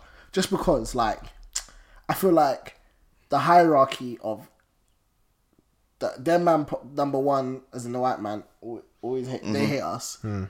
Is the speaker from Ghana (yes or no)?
no; London, United Kingdom; I always say I'm from London.